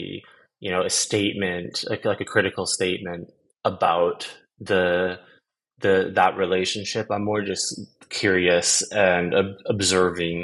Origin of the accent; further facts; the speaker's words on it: Vancouver, British Columbia, Canada; moved away as an adult; also born or lived in Amsterdam, Netherlands; now in Stockholm, Sweden; I was born in Amsterdam in the Netherlands, and then I moved to Canada when I was about 2 years old, and lived different places across the country, mostly was raised on Vancouver Island and Vancouver